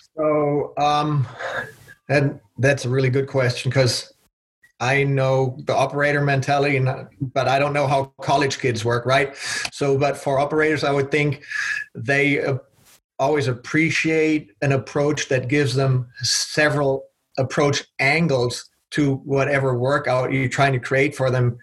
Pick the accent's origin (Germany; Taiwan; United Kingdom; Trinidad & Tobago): Germany; moved away as an adult; also born or lived in Belgium; now in United States; I was born and raised in Germany